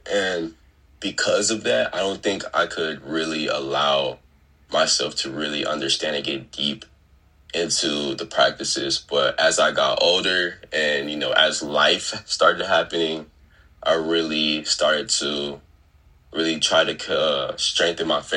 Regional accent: Fort Worth, Texas, United States; I'm from Fort Worth. I'm from Fort Worth. Grew up southeast Fort Worth

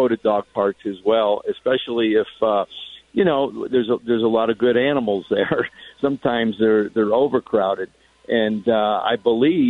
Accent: Connecticut, United States; moved away; I grew up in Connecticut.

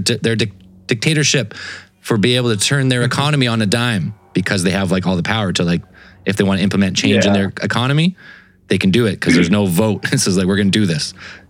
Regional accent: Canada; I just know about it from being Canadian.

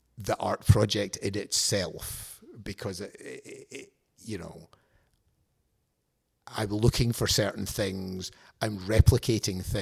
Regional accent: Glasgow, Scotland, United Kingdom; moved away as an adult; now in United States; I'm from Glasgow

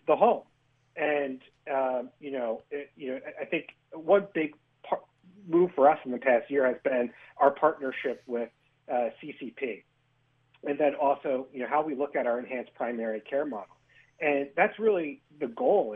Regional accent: Hudson Valley, New York, United States; I'm originally from the Hudson Valley

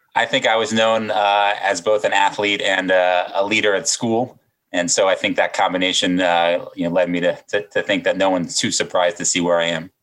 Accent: Silver Spring, Maryland, United States; Silver Spring, Maryland, just outside of Washington, D.C.

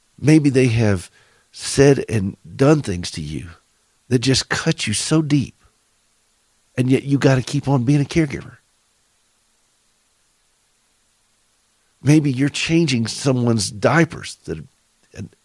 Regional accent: the South, United States; accent: southern; Forgive my southern accent

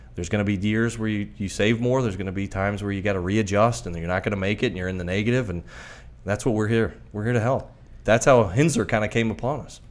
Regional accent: Miami, Florida, United States; I'm from Miami originally

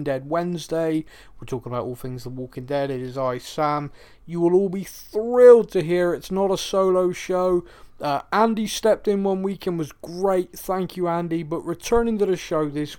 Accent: Bristol, South West England, United Kingdom; growing up in Bristol

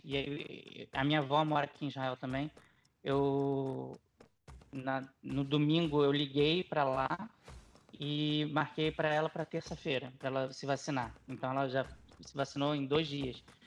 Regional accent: Brazil; moved away; eu sou, sou brasileiro, jornalista, cobrindo basquete

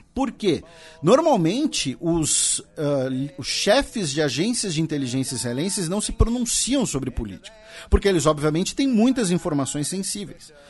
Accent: Brazil; nós que somos brasileiros

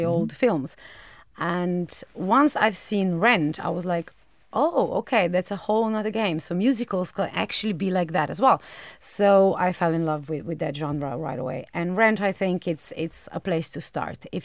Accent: Maribor, Drava, Slovenia; English is a second language; also born or lived in Ljubljana; I am from Maribor. Maribor is my hometown, but I used to work a lot in Ljubljana and in Maribor, and I was a bit bored by driving a long distance, long distance in Slovenia measure

